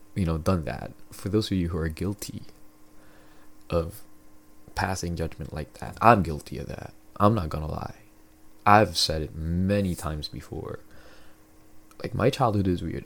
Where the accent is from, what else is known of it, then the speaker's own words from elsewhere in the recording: Philippines; now in Canada; I grew up in the Philippines